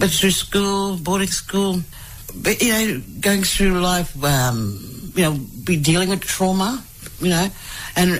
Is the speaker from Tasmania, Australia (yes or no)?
no; Palm Island, Queensland, Australia; also born or lived in Townsville; now in Brisbane, Australia; grew up on Palm Island in the dormitory, Port in Townsville, and then, yeah, just travelled around, and now I'm based here in Brisbane